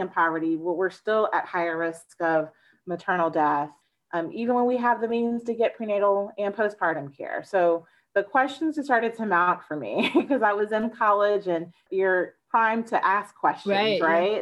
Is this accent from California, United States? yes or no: no; Tampa, Florida, United States; I grew up in Florida, in the Tampa Bay area to be exact